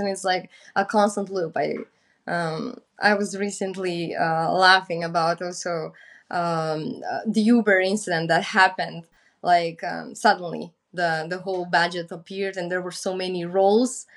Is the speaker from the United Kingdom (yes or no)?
no; North Macedonia